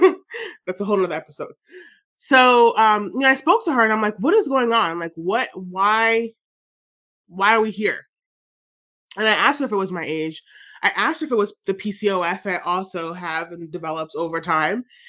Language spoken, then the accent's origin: English; Jamaica; I'm Jamaican